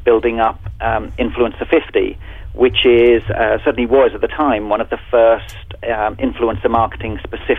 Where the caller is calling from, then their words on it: London, United Kingdom; I'm actually talking from London, where it's early evening now, so it's a pretty international business we're in at the moment.